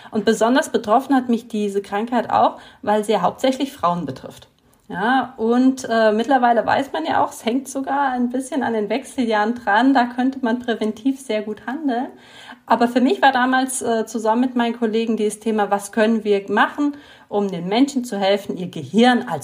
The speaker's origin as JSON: {"language": "German", "country": "Italy", "tie": "born or raised there", "moved": "as an adult", "lives_now": "Germany"}